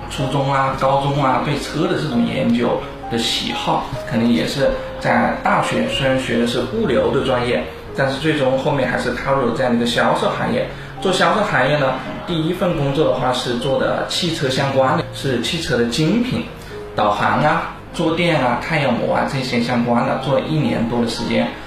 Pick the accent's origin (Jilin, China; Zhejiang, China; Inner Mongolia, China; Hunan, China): Hunan, China; Changsha; 我是一九八八年出生，我是茶茶本地人。 我当时在茶茶这边读的，是读的一个物流的这样的一个大专业学校， 就是物流的专业